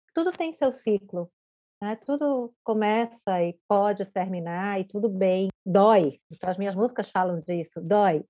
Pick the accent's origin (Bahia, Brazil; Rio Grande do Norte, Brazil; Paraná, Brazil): Bahia, Brazil; moved away as an adult; now in Florianópolis, Brazil; embora eu não seja baiana de nascimento, eu sou baiana porque eu cresci na Bahia, né, desde os dois anos de idade